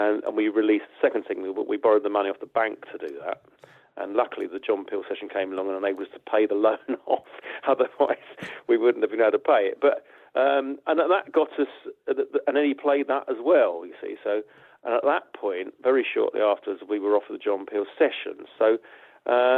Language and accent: English; Watford, East of England, United Kingdom; we came from Watford and we didn't come from Liverpool or Manchester.